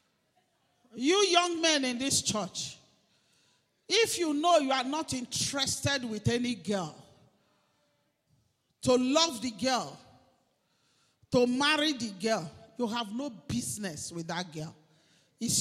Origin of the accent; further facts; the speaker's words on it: Umunede, Delta, Nigeria; I am from Idimile in Umunede